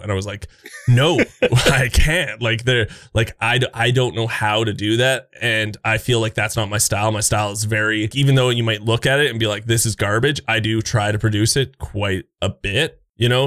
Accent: Canada; I'm that Canadian friendly guy

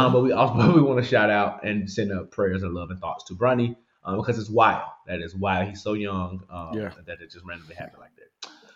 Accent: the South, United States; I grew up in the South

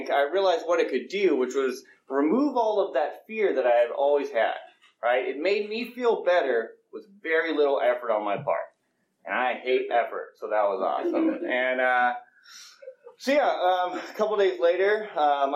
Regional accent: Colorado, United States; moved away; also born or lived in Los Gatos / Pleasanton; I grew up in Colorado

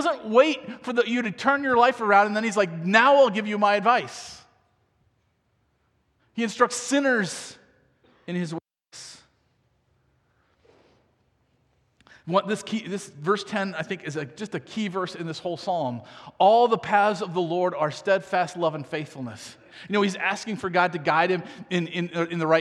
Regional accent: United States; I grew up in America

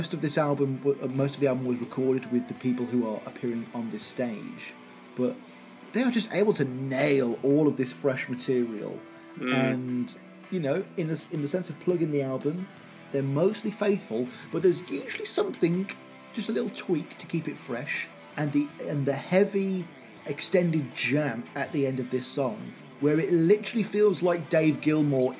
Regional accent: Birmingham, West Midlands, United Kingdom; a certain city here in the UK, my hometown, Birmingham

